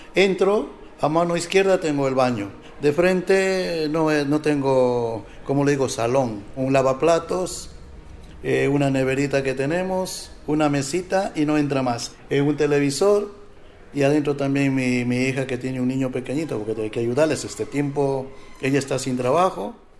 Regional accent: Ecuador; moved away as an adult; now in Spain; Soy de Ecuador

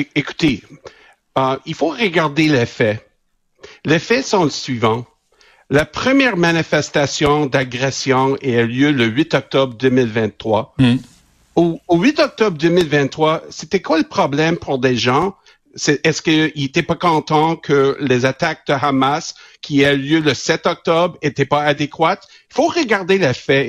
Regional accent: Quebec, Canada; Né au Québec, éduqué à Laval, l'Université de Laval. moi, je suis québécois

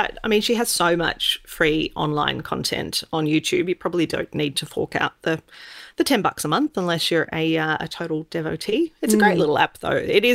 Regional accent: Sydney, New South Wales, Australia; I grew up in Sydney

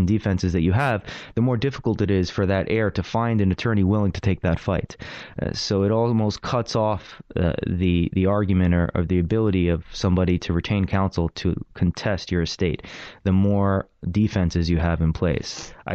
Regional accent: New York City, New York, United States; I grew up here in Brooklyn

